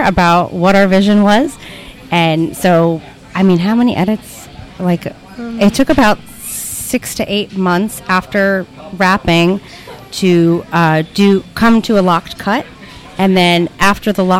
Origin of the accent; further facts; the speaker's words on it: Yonkers, New York, United States; also born or lived in Bronx; From Yonkers originally